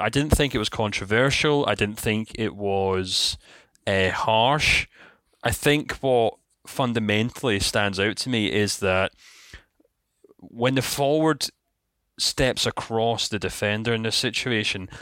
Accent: Scotland, United Kingdom; we're Scottish

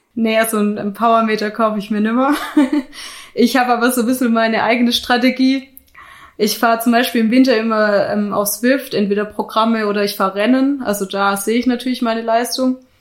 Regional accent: Black Forest, Baden-Württemberg, Germany; moved away as an adult; also born or lived in Munich, Germany; now in Innsbruck, Austria; ich komme ursprünglich aus dem Schwarzwald, das ist Südwestdeutschland.

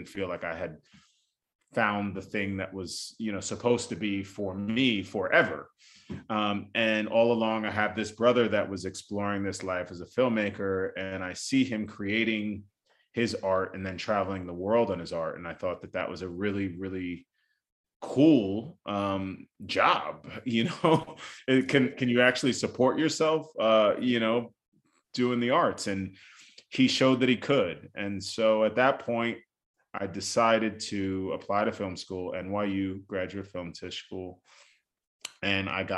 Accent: New York City, New York, United States; also born or lived in Bronx, New York; I was born in the Bronx, New York, you know, where both of my parents grew up. And then I was raised in Staten Island, New York.

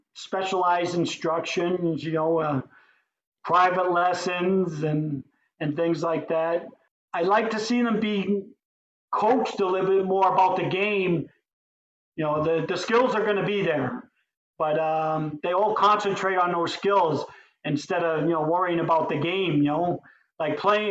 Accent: New York City, New York, United States; When I was growing up in New York, we had Sky Rink, which was down a block from Madison Square Garden

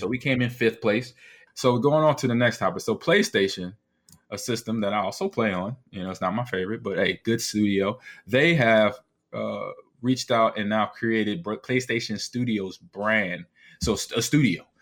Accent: Nebraska, United States; I'm from Nebraska

